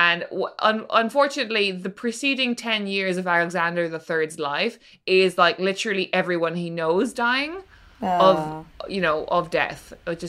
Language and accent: English; Norway; I'm from Norway and this is normal. Yeah. I'm from